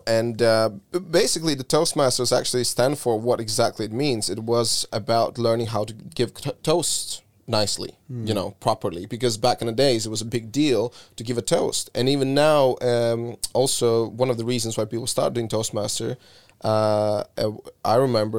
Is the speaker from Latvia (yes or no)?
yes; Latvia; moved away as an adult; now in Canada; I moved away from Latvia in 2009, where it was a mental crisis, and that's how I ended up in Canada.